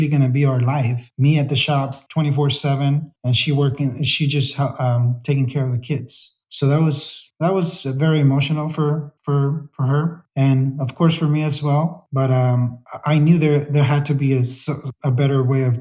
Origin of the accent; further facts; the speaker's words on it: Salinas, California, United States; I grew up in Salinas. I've been here since they brought us to the U.S.